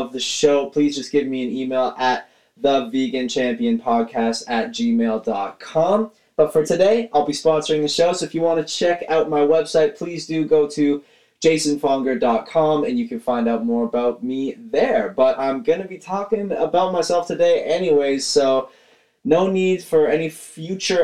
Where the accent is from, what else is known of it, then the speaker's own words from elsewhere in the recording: Caledon, Ontario, Canada; I'm from Caledon, Ontario, Canada